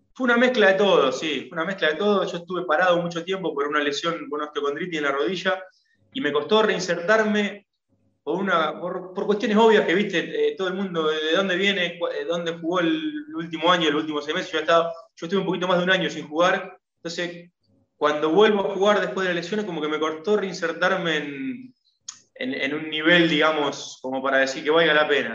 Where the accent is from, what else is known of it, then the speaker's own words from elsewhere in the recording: Argentina; yo que soy argentino, que jugué al fútbol, que, que, me crié mirándolo